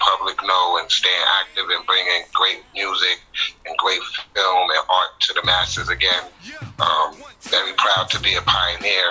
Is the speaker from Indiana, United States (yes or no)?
no; New York City, New York, United States; also born or lived in Harlem, New York / Brooklyn, New York / Staten Island, New York; I'm from Queens. That's where I was raised since like 10 years old.